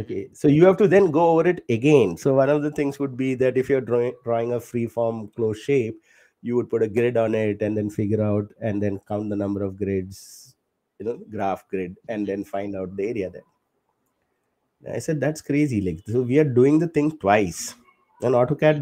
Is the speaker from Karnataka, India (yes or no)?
no; Kerala, India; moved away; from my home state of Kerala. I'm from Kerala